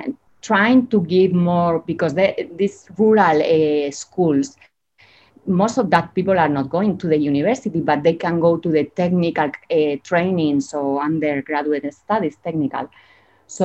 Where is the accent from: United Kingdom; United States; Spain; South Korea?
Spain; English is a second language; moved away as an adult; now in Chile; I'm from Spain and I've been living here for almost 20 years.